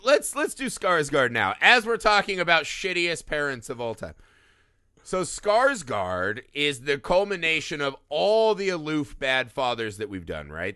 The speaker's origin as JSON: {"language": "English", "region": "Midwest", "country": "United States", "said": "As a Midwesterner"}